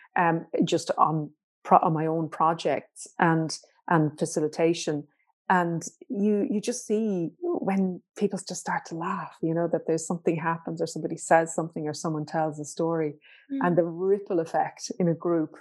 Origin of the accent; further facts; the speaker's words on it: Ireland; as Irish people